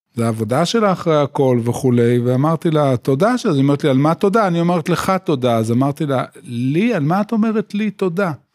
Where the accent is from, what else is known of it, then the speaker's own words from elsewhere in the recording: Yotvata, Southern District, Israel; moved away as an adult; also born or lived in Tel Aviv; now in Binyamina, Israel; גדלתי בקיבוץ יוטבתא, ובעצם עד גיל, עד הצבא חייתי במקום שהוא אה, מבודד